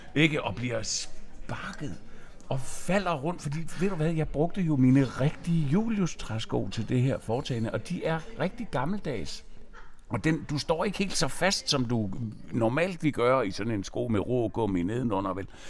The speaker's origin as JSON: {"language": "Danish", "town": "Nyborg", "region": "Southern Denmark", "country": "Denmark", "said": "jeg er jo fra Nyborg"}